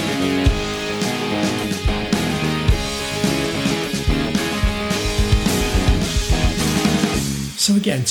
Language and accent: English; New York, United States; also born or lived in California / London; now in Charlotte, United States; I grew up in New York